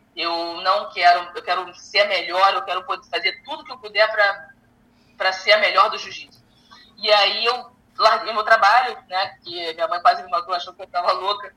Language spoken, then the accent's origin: Portuguese; Brazil; moved away as an adult; now in United States; foi necessário eu sair do meu país. Uh, eu acredito que eu seja mais conhecida aqui nos Estados Unidos do que no meu próprio país